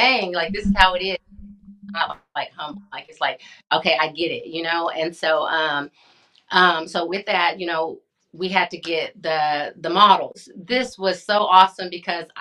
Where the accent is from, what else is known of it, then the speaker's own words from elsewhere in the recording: Hobbs, New Mexico, United States; moved away; also born or lived in Midland, Texas; my hometown